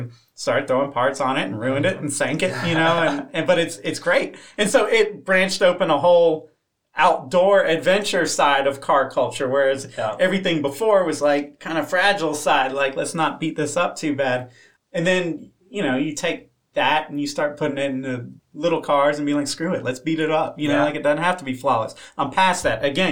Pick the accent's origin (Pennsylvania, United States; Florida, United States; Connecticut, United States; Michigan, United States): Florida, United States; I grew up in Florida